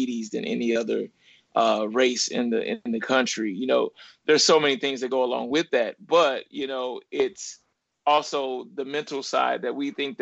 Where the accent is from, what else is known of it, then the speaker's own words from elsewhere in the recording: Ferguson, Missouri, United States; also born or lived in Little Rock, Arkansas; I was raised in Ferguson, Missouri. I was born in Little Rock, Arkansas, and my mother moved to St. Louis when I was two